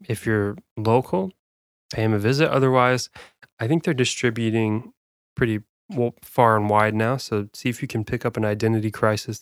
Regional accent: South Dakota, United States; moved away; I was born in South Dakota, which is n, quite, quite a bit up there north

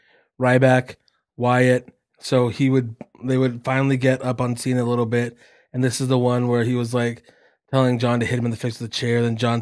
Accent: Calgary, Alberta, Canada; It wasn't my hometown. It was in Montreal. It's French Canada. Not the real Canada, like in Calgary.

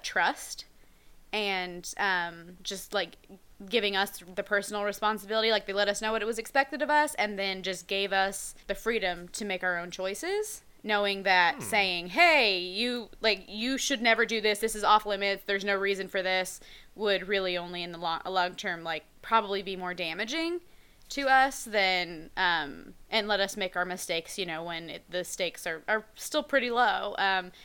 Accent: Oklahoma, United States; I'm from Oklahoma, about an hour from your hometown

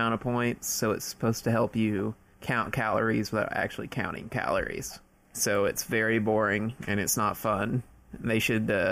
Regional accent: United States; we're American

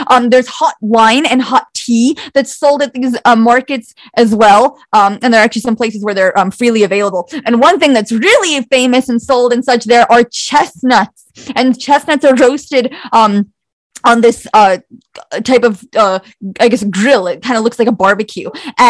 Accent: Bosnia & Herzegovina; I am ethnically Croat and I'm from Bosnia originally

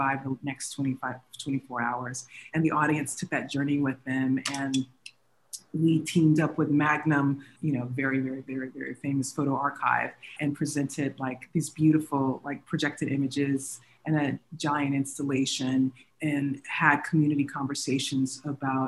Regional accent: Texas, United States; I grew up in Texas

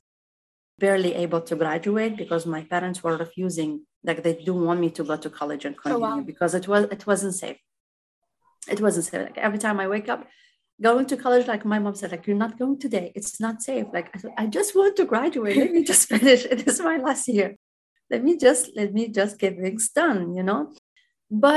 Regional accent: Baghdad, Baghdad Governorate, Iraq; English is a second language; moved away as an adult; now in Texas, United States; I grew up in Baghdad and I was always there in Baghdad with my parents and my only sister.

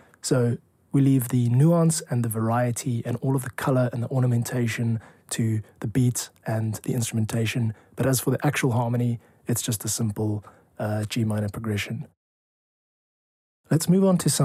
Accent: South Africa; I'm a composer from South Africa

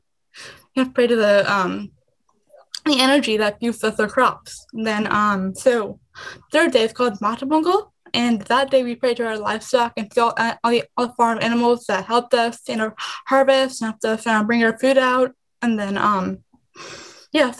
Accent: Illinois, United States; also born or lived in India; I came to U.S. when I was 2. I came to Illinois when I was 5

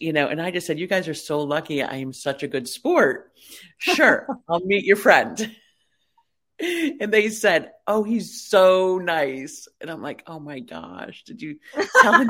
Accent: Chicago, Illinois, United States; I grew up in the Chicago area around my family

